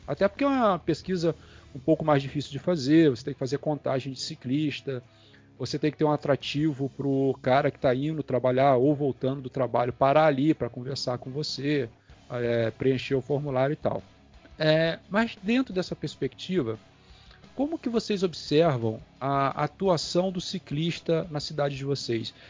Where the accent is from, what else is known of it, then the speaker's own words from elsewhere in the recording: Campos dos Goytacazes, Rio de Janeiro, Brazil; eu moro aqui em Campos, né? Eu sou daqui de Campos